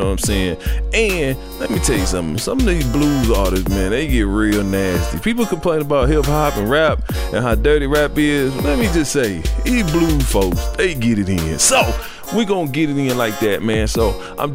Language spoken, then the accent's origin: English; the South, United States; also born or lived in Cleveland, Ohio; growing up in the South and being down South